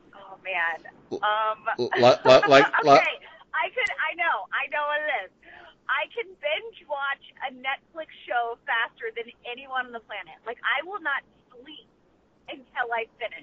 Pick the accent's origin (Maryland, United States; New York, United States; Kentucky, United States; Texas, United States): Texas, United States; moved away; I grew up in Texas